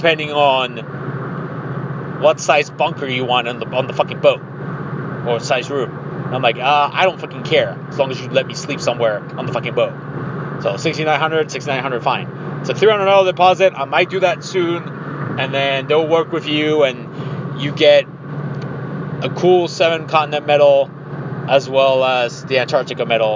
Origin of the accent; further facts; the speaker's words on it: Mexico; now in Ohio, United States; I'm from Mexico. I'm as Mexican as it gets.